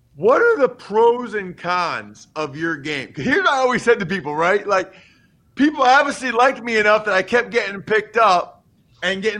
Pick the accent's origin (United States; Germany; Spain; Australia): United States; near Philadelphia, Pennsylvania; now in central Pennsylvania, United States; I'm from Pennsylvania. So I'm from closer to Philly, but now I live in central PA